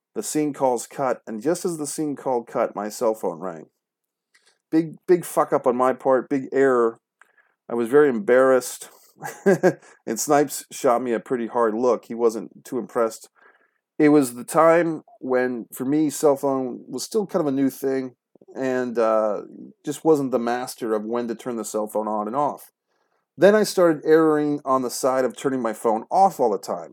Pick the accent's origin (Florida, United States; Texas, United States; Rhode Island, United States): Rhode Island, United States; Rhode Island, my home state